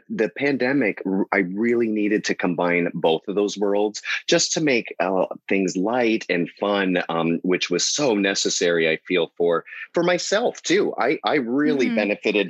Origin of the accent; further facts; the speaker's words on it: Harrow, Ontario, Canada; accent: Canadian; also born or lived in New York / Los Angeles; now in Palm Springs, United States; So my family and I'm from a small town, Harrow, Ontario, which is near Windsor